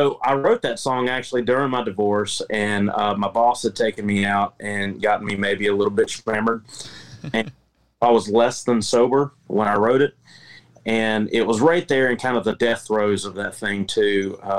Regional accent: the Carolinas, United States; also born or lived in Memphis; I've been to St. Louis. I lived in Memphis for a little while. And I'm from the Carolinas, where we take our barbecue pretty seriously.

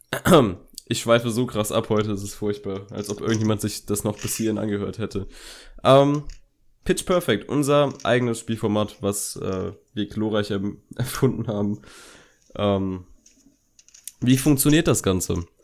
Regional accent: Berlin, Germany; wir kommen aus Berlin.

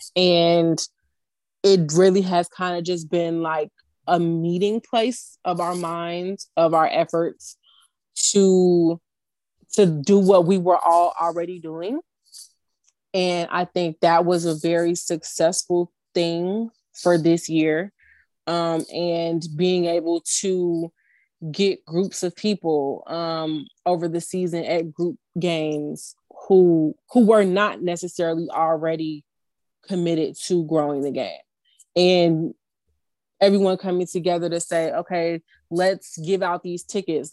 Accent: Chicago, Illinois, United States; on behalf of Chicagoans everywhere.

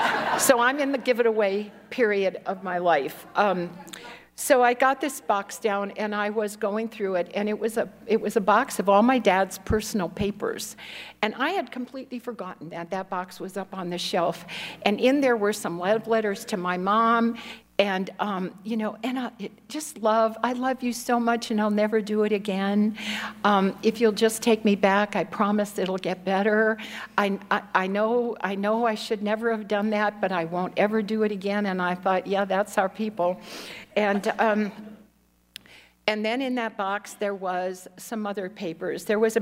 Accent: Chicago, Illinois, United States; born there; so I was born in Chicago, Illinois, in an alcoholic home.

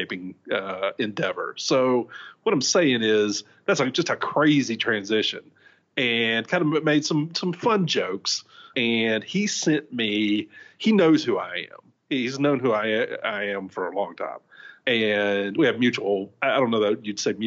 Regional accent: Shreveport, Louisiana, United States; moved away; my hometown of Shreveport, Louisiana

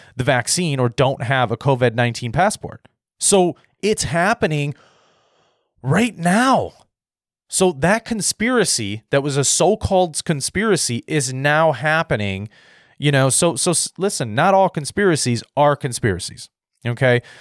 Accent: United States; I'm an American

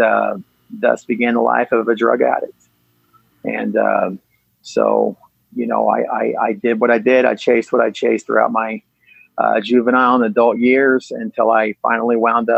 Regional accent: Yukon, Oklahoma, United States; I grew up in Yukon, Oklahoma. It's a little suburb outside of Oklahoma City.

